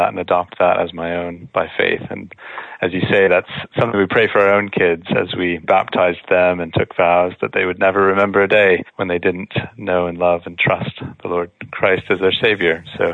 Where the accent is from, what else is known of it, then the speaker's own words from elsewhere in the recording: Peoria, Illinois, United States; I was born and raised in Peoria, Illinois. So I'm a Midwestern boy. My dad worked for Cat Tractor Company his whole career.